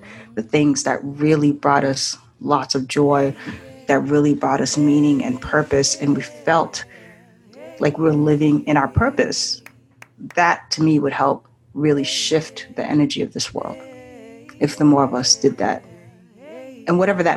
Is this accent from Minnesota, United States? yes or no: no; Boston, Massachusetts, United States; also born or lived in Haiti / Japan; I'm originally from Haiti, grew up in the Boston area. I'm currently in Boston